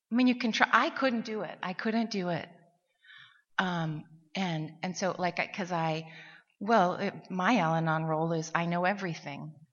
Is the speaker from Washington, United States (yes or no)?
yes; Seattle, Washington, United States; from Seattle, and I am a grateful recovering alcoholic